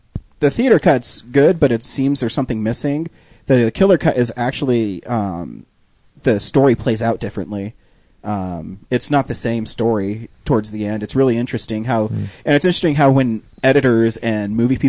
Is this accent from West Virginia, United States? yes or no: yes; West Virginia, United States; I grew up in West Virginia, so some of that I am strangely familiar with.